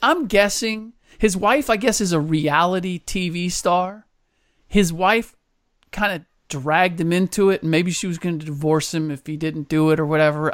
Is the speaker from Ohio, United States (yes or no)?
yes; Cincinnati, Ohio, United States; I grew up in Cincinnati.